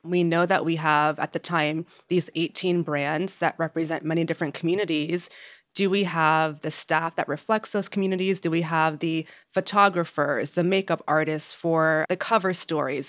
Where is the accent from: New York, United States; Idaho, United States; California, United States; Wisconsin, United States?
New York, United States; Yonkers; also born or lived in New Jersey; I'm from Yonkers, New York